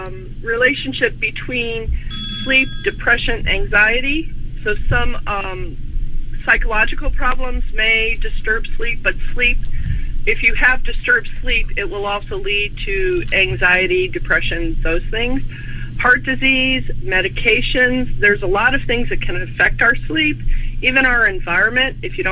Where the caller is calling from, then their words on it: St. Charles, Illinois, United States; I'm up near Chicago, St. Charles, Illinois.